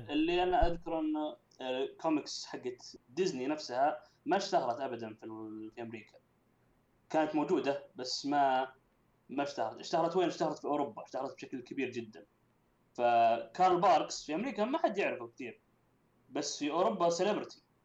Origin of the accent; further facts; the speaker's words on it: Saudi Arabia; عندنا في السعوديه